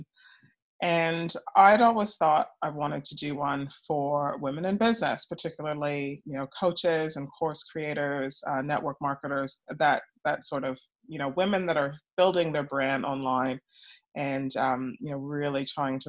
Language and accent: English; Montreal, Quebec, Canada; moved away; also born or lived in United States; I'm originally Canadian, so I was born in Canada. Yeah, yeah, Montreal girl.